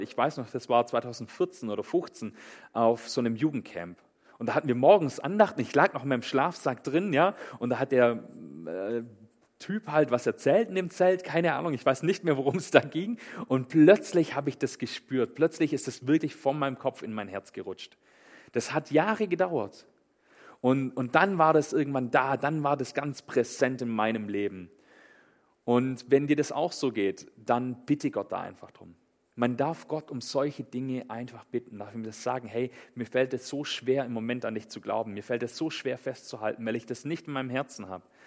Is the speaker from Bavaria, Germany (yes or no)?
no; Swabia, Baden-Württemberg, Germany; ich komme aus dem Schwäbischen